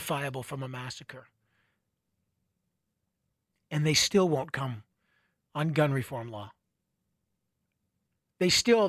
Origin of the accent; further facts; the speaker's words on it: Canada; I am a Canadian. I live in Canada